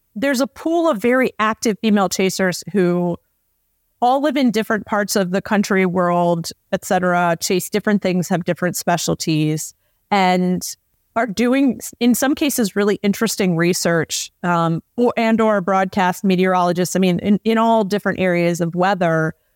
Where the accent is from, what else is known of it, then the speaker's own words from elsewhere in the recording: Southeast, United States; moved away; I grew up in the Southeast